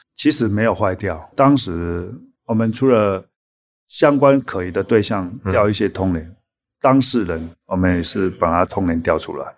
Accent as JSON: {"language": "Chinese", "country": "Taiwan", "said": "我们台湾人"}